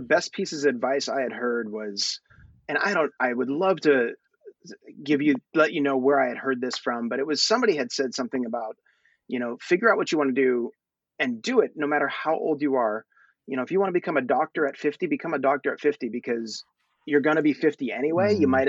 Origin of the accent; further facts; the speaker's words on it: Thailand; born there; I have such a passion for my people. I was born in Thailand. I'm growing up here.